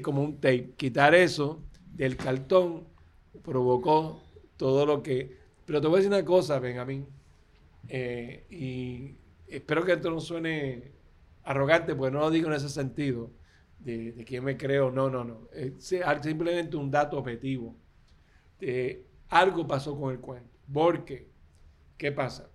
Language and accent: Spanish; Puerto Rico